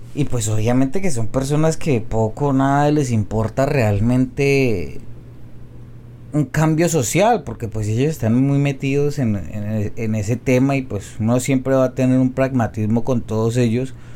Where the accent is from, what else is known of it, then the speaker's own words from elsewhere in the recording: Colombia; soy un colombiano promedio